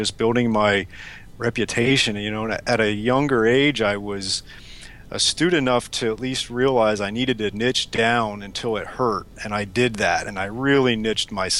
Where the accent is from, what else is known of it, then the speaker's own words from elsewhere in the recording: South Florida, United States; also born or lived in St. Louis; I'm from South Florida originally and was an athlete growing up